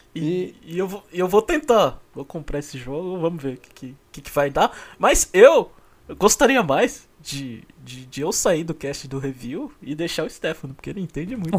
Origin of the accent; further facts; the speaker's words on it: São Paulo, Brazil; also born or lived in Rio de Janeiro (state interior); eu sou de São Paulo